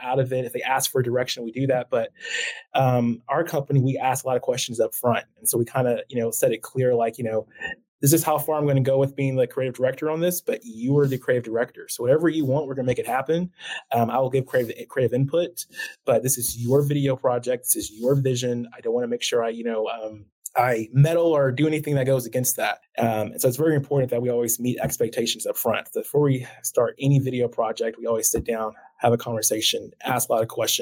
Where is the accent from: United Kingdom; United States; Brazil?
United States; Midwest City, Oklahoma; I grew up born and raised in Oklahoma. I went to Midwest City High School